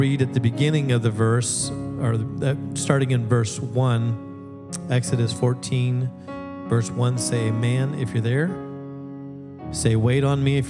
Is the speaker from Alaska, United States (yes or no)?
yes; Alaska, United States; moved away; Anybody know I'm from Alaska